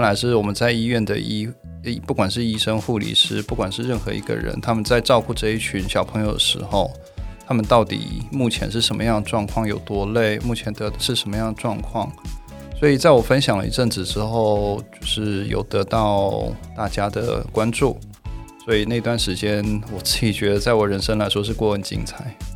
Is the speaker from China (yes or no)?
no; South Korea; accent: Korean overseas Chinese dialect, like Shandong dialect; moved away as an adult; now in Taiwan; 那是会是韩国华侨，是因为我从小出生在韩国， 嗯 直到我考上大学以后才来台湾念书。